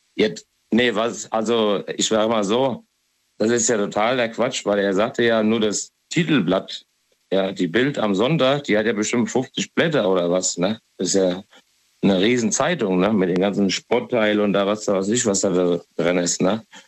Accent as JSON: {"language": "German", "region": "Hesse", "country": "Germany", "said": "ich bin ja aus Hessen"}